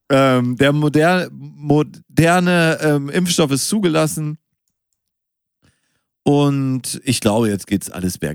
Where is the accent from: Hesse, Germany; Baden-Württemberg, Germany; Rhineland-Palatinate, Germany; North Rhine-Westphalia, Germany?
North Rhine-Westphalia, Germany; Münster; born there; Ich bin noch in Münster geboren, Gregor.